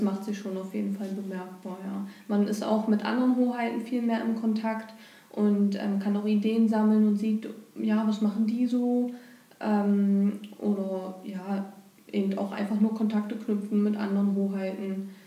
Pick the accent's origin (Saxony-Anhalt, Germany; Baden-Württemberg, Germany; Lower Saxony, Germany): Saxony-Anhalt, Germany; Bernburg; bin hier geboren und hier aufgewachsen und lebe auch hier